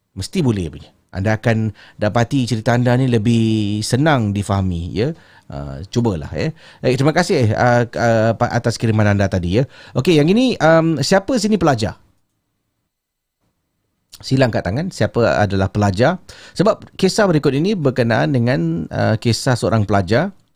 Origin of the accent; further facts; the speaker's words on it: Singapore; Uh, saya orang Singapura menetap di Tampines.